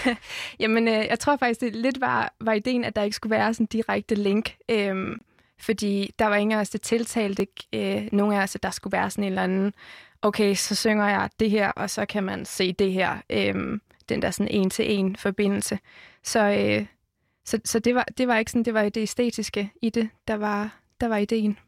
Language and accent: Danish; Jutland, Denmark; Jeg er fra Jylland